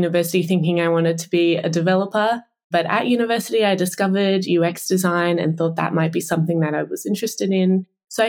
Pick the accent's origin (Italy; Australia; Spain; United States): Australia; you live here your whole life